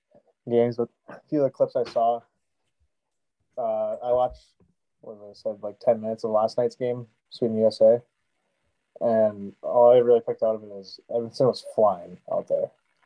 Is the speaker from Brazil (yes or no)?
no; Canada; growing up in Canada